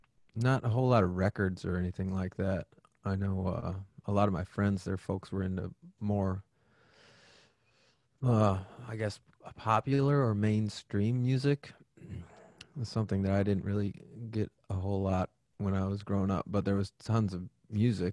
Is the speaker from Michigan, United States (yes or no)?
no; Waukesha, Wisconsin, United States; I grew up in Waukesha, Wisconsin. So not too far from where we are now.